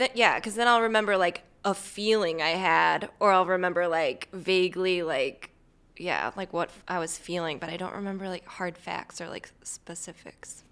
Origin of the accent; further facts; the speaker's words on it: St. Louis, Missouri, United States; Here, Saint Louis.